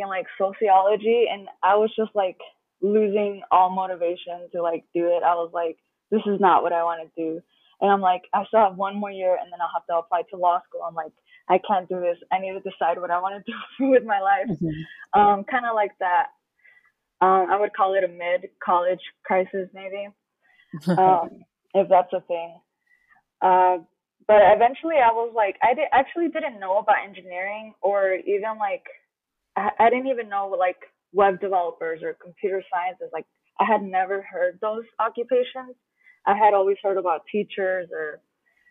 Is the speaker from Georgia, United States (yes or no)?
yes; Dalton, Georgia, United States; also born or lived in Chicago, Illinois; now in St. Louis, United States; I was born in Chicago. My parents are from Mexico. I was raised mostly in Georgia